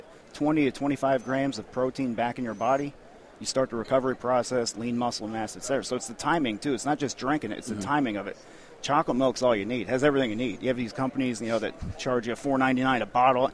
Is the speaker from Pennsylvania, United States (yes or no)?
yes; northeast Pennsylvania, United States; now in Texas, United States; it's where I'm from. Born and raised, northeast Pennsylvania, blue-collar, cement belt town.